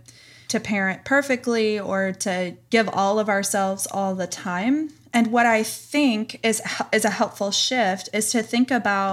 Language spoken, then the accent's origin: English; Tennessee, United States; from Tennessee. Animals hee-haw.